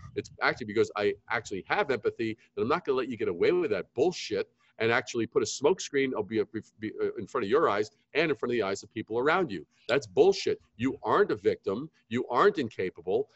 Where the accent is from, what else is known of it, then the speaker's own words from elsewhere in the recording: New York, United States; Growing up in New York, we would go to Greenwich Village